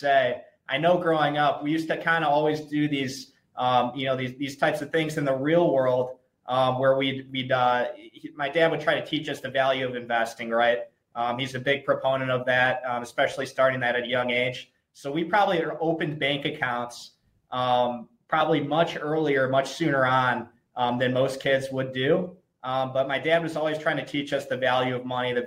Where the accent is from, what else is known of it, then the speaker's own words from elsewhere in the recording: Toledo, Ohio, United States; growing up in Toledo with my older brother and I, with my dad.